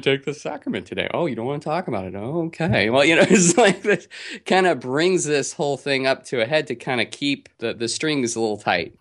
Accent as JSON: {"language": "English", "region": "Utah", "country": "United States", "tie": "born or raised there", "moved": "yes", "lives_now": "California, United States", "said": "growing up in Utah, and I did grow up Mormon in Utah"}